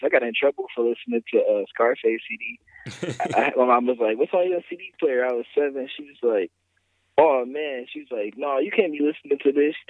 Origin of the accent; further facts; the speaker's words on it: Michigan, United States; also born or lived in Toledo, Ohio; I grew up in Michigan